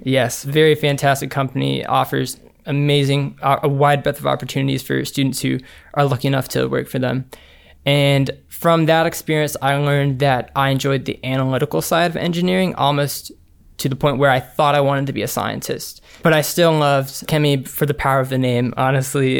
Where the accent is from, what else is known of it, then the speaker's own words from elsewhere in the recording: Montgomery, Alabama, United States; we were born and raised in Montgomery, Alabama